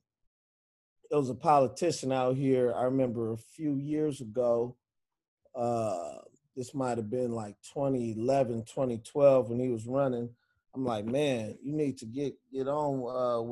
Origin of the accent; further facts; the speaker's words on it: Inglewood, California, United States; now in Los Angeles, United States; I'm from Inglewood. The gang in the neighborhood I grew up in mainly was Inglewood family